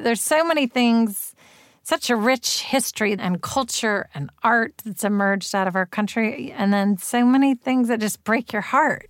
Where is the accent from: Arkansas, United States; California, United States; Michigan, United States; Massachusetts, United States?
California, United States; Berkeley; I grew up in Berkeley and I went to Berkeley Public Schools